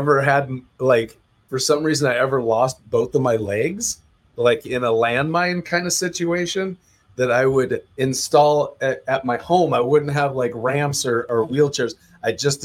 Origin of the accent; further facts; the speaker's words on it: Mountlake Terrace, Washington, United States; my hometown of Mount Lake Terrace, Washington.